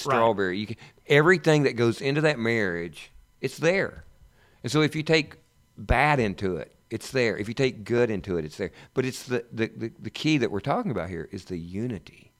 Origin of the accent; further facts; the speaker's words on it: East Tennessee, United States; I grew up in the East Tennessee area